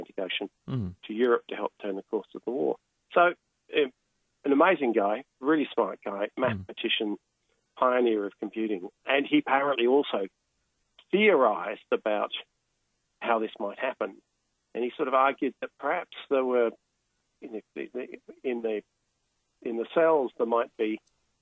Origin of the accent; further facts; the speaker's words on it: Melbourne, Victoria, Australia; I'm from Melbourne